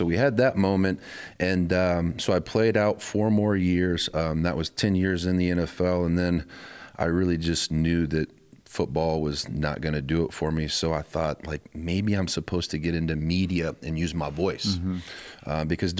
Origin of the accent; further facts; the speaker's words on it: Terre Haute, Indiana, United States; it was 47 miles from where I grew up. It was in Indianapolis. I'm from Terre Haute, so I got my grandma there, my mom, my dad, my brothers, my sister, their kids, just everybody that I love.